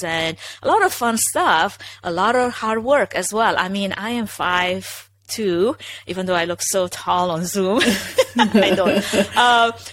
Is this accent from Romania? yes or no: yes; Romania; English is a second language; moved away as an adult; now in United States; originally I'm from Romania, if anybody's wondering, if that's not, you know, super evident that I have an accent